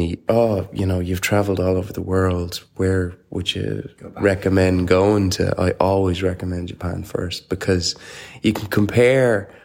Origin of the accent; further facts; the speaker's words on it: Ireland; we are Irish